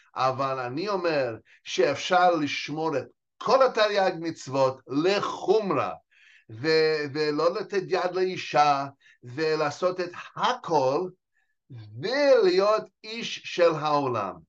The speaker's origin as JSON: {"language": "Hebrew", "country": "United States", "tie": "born or raised there", "also_born_or_lived": "New York", "second_language": "Hebrew", "moved": "as an adult", "lives_now": "Israel", "said": "נולדתי וגדלתי, אה, בארצות הברית"}